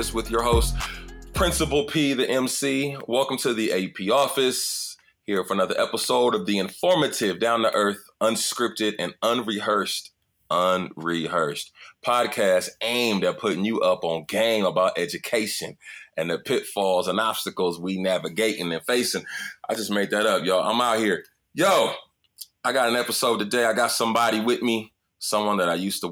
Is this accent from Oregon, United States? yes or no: no; Fontana, California, United States; I'm from the Tana too